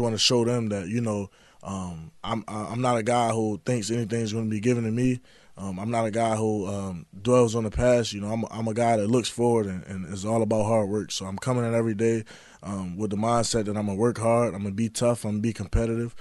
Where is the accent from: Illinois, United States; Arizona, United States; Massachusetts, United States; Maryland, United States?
Maryland, United States; Baltimore; being a kid growing up in Baltimore